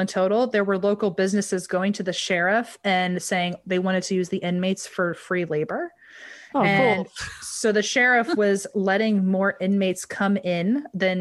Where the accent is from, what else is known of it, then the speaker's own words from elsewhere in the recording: Virginia, United States; now in California, United States; I grew up in Virginia, so it wasn't as bad as Florida, but I grew up my whole life with humidity. Moving out to California was such a game changer.